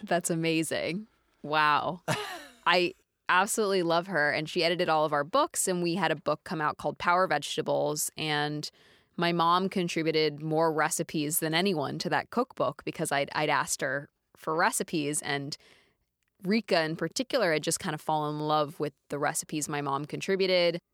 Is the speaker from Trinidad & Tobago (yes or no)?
no; Dallas, Texas, United States; I grew up in Dallas, Texas